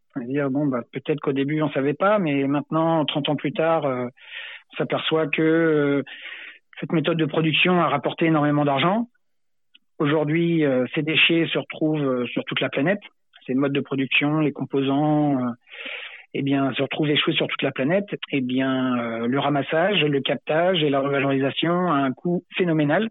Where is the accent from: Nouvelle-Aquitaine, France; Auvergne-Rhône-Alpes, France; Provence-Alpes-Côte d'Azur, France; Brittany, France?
Nouvelle-Aquitaine, France; Sainte-Marie-de-Ré; quand j'étais gamin, en fait, à Sainte-Marie-de-Ré